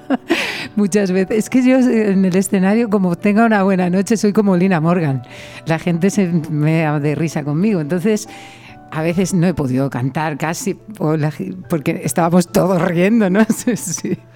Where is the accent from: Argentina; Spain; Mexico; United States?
Spain; Yecla, Region of Murcia; moved away as an adult; also born or lived in Paris / Valencia; yo nací en París, pero toda mi familia es de Yecla, de un pueblo de Murcia. Y yo me crié realmente en Yecla